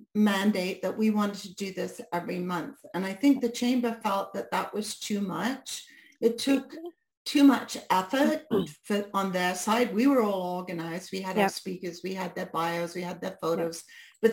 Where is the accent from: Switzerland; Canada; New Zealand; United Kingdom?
United Kingdom; because they think in a month I've become a Brit again, right? Because I've chameleoned again back into being a Brit.